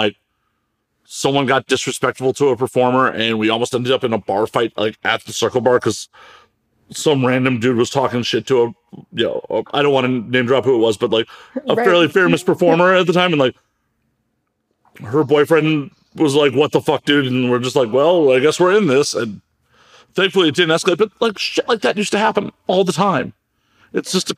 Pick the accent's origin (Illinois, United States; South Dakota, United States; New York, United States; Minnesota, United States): Illinois, United States; Chicago; moved away; I'm originally from Chicago